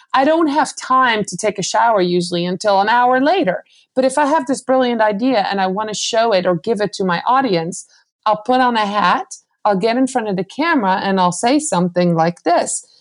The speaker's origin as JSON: {"language": "English", "country": "Netherlands", "said": "I'm from the Netherlands."}